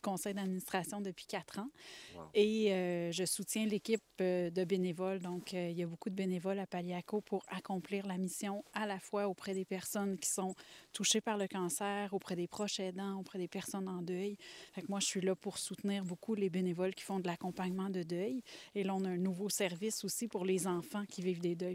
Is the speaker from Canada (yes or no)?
yes; Laurentides, Quebec, Canada; je suis des Laurentides depuis que je suis toute petite